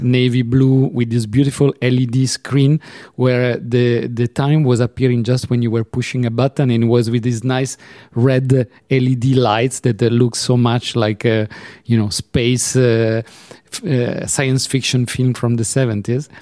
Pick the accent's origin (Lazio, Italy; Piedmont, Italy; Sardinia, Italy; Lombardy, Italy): Piedmont, Italy; Turin; now in Geneva, Switzerland; I was born in Torino, Turin